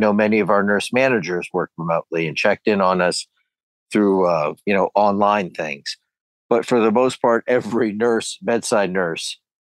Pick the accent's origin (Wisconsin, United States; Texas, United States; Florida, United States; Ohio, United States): Ohio, United States; Canton; I'm originally from Canton, Ohio.